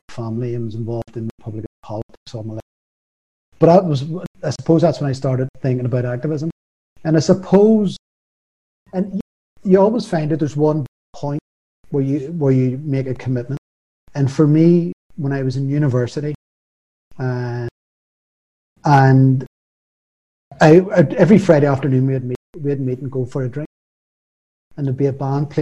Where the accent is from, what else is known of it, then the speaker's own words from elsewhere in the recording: Belfast, Northern Ireland, United Kingdom; moved away as an adult; now in Dublin, Ireland; So I grew up in West Belfast. I grew up in Anderson's Town